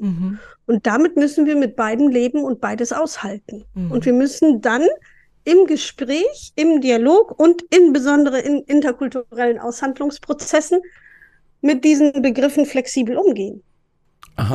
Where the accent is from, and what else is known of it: East Frisia, Lower Saxony, Germany